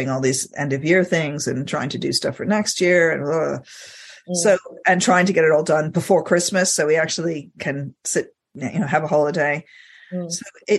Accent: Egypt; I grew up in Egypt, and he did the occasional like really tiny speaking part in Egyptian movies.

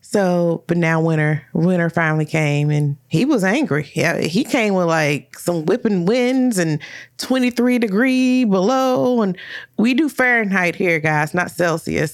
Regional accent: Louisville, Kentucky, United States; we're both from Louisville

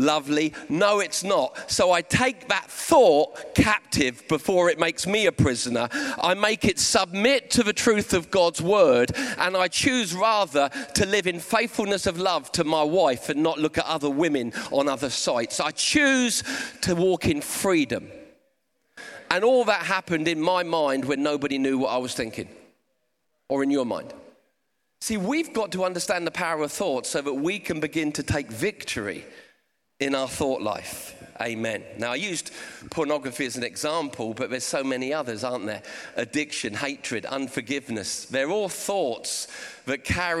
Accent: Portsmouth, South East England, United Kingdom; I've got a bit of a speech impediment and I'm from Portsmouth

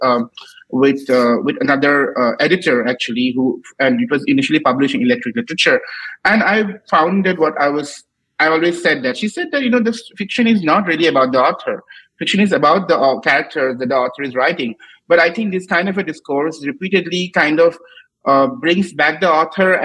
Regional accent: Assam, India; all the people I admired growing up in Assam

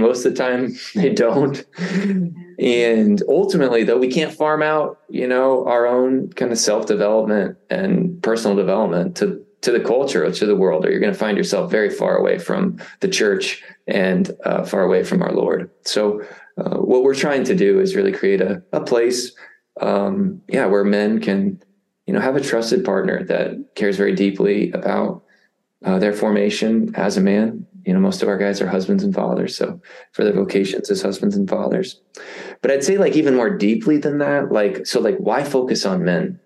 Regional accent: Indiana, United States; I grew up in Indiana. I, I live basically back where you know where where I I started

